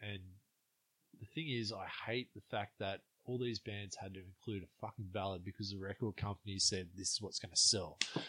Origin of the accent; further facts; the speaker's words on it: East Germany, Germany; that's just me growing up in East Germany.